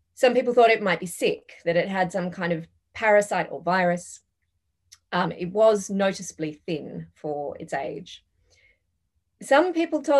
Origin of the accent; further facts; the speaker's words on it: Perth, Western Australia, Australia; also born or lived in London; I grew up in Perth, which is famously the world's most isolated